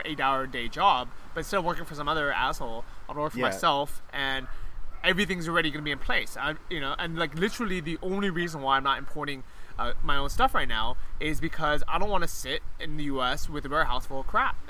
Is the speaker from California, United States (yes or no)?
yes; San Francisco, California, United States; moved away as an adult; also born or lived in Los Angeles / San Diego; now in Chiang Mai, Thailand; growing up in San Francisco